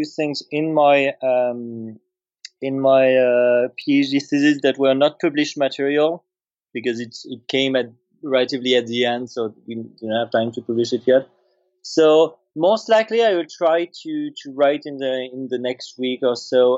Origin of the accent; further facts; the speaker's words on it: France; accent: French; English is a second language; moved away; I'm French originally.